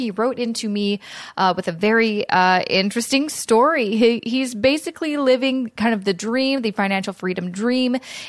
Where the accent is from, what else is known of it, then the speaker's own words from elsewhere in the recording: West Coast, Canada; now in Toronto, Canada; And I'm originally from the West Coast. Then I moved to Toronto. And I don't know. It's kind of a mesh of both those accents. But it's not super Canadian, I'd say.